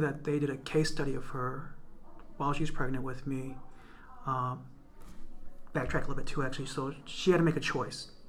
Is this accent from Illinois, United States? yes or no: yes; Waukegan, Illinois, United States; also born or lived in Urbana-Champaign, Illinois; I was born in Waukegan. I'm actually a second generation Waukeganite.